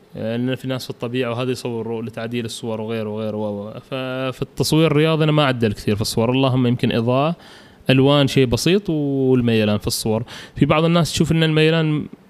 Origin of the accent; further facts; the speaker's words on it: Oman; الملاعب عندنا بعمان